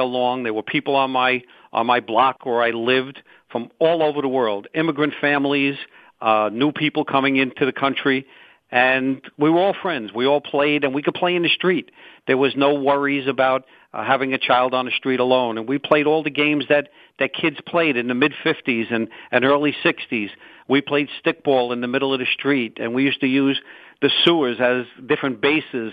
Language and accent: English; New York City, New York, United States; I was born and raised in Brooklyn, New York